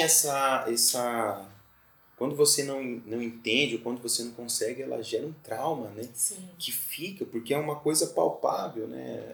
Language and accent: Portuguese; Mato Grosso do Sul, Brazil; moved away as an adult; now in Florianópolis, Brazil; Eu sou de Mato Grosso do Sul né? e tô aqui já fazem 13 anos